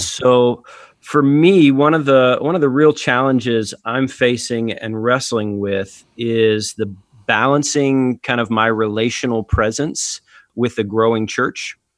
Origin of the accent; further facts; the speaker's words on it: Atlanta, Georgia, United States; my home church and my hometown here in Atlanta